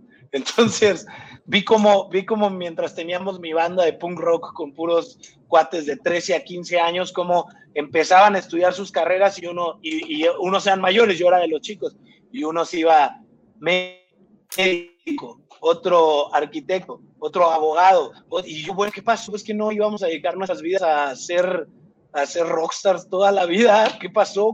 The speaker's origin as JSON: {"language": "Spanish", "town": "Irapuato", "region": "Guanajuato", "country": "Mexico", "tie": "born or raised there", "moved": "as an adult", "lives_now": "Mexico City, Mexico", "said": "soy, soy de Irapuato, Guanajuato. Este, nací, crecí allá."}